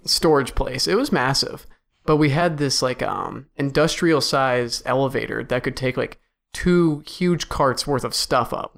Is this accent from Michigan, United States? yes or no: no; Cleveland, Ohio, United States; I'm from Cleveland